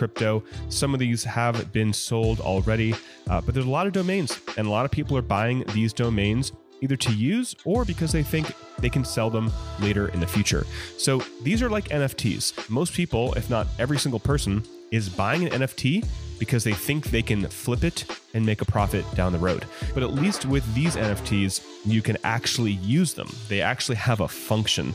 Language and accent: English; Oakland, California, United States; I grew up in the Oakland Bay Area